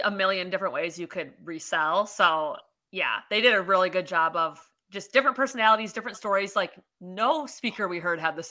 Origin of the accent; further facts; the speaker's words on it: Maryland, United States; I'm from Maryland.